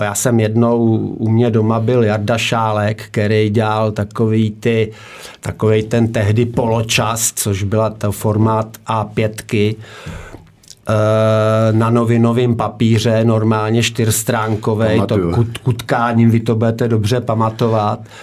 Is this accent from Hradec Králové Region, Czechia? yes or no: yes; Nová Paka, Hradec Králové Region, Czechia; moved away as an adult; also born or lived in Prague; Já pocházím z Nový Paky, z Podkrkonoší, že jo, tam jsem, tam jsem nějak hrál tu pralesní soutěž ještě do vojny